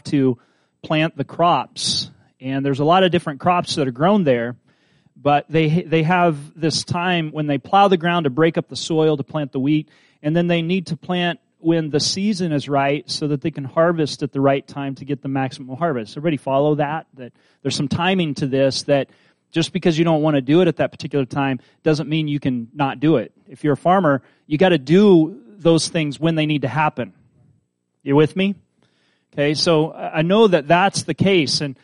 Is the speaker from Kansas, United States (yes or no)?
yes; Kansas, United States; I'm from Kansas, but I'm from the suburbs